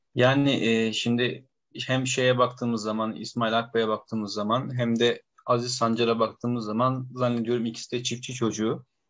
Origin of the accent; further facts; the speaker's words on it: Bursa, Turkey; biz hani belki Bursalıyız